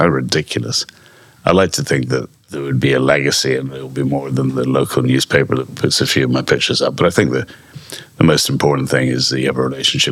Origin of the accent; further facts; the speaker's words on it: Scotland, United Kingdom; I'm Scottish